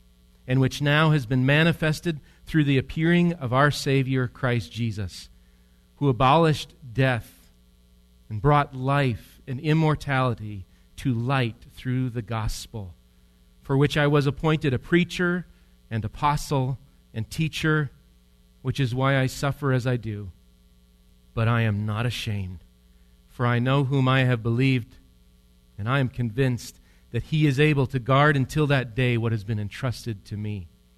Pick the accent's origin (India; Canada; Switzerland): Switzerland; I'm from Switzerland, and one historian has written about my homeland, and so I like this, what he wrote.